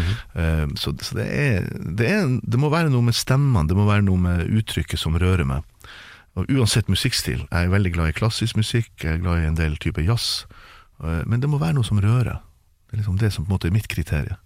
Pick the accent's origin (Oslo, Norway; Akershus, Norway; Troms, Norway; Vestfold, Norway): Troms, Norway; Tromsø; det er der jeg vokste opp